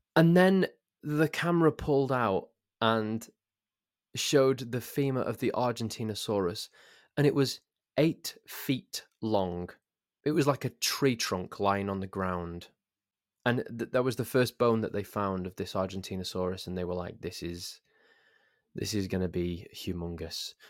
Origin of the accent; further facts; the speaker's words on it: Crewe, North West England, United Kingdom; I'm from Crewe, and our local football team is called Crewe Alexandra. And when I was eleven years old, I was made a ball boy at Crewe Alexandra